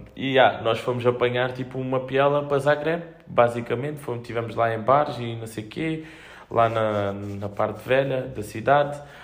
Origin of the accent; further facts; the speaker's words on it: Fuseta, Algarve, Portugal; moved away as an adult; now in Olhão, Portugal; Tenho saudades, tenho saudades da, da minha família e da minha terra, tipo, o sair e, e sentir, e estou na fusa, estou em casa